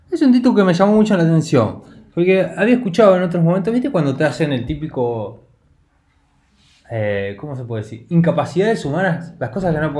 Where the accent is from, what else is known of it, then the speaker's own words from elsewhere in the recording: Argentina; No porque somos argentinos, yo creo que es por eso.